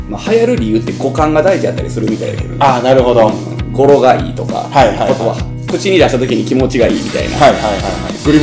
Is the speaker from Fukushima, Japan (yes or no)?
no; Hyogo, Japan; accent: Banshu dialect; 実際僕の地元でも、まあ方言は万州弁という